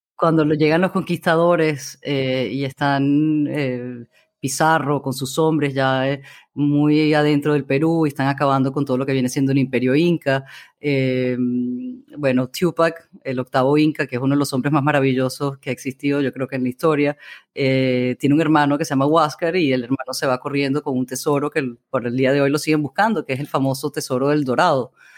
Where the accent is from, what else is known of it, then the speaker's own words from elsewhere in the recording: Amazonas, Venezuela; moved away; crecí en el Amazonas